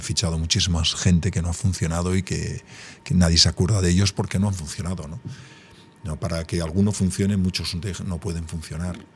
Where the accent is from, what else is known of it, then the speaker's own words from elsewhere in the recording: Gipuzkoa, Basque Country, Spain; muy guipuzcoano